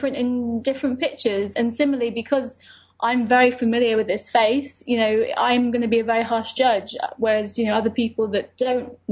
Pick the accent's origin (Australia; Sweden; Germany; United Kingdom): United Kingdom; I'm British Lebanese